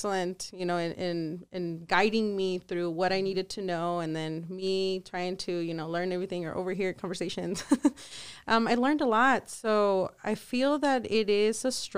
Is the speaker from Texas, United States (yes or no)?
yes; El Paso, Texas, United States; also born or lived in Ciudad Juárez, Mexico / Dallas, Texas; I'm from El Paso. Born and raised. El Paso and Juarez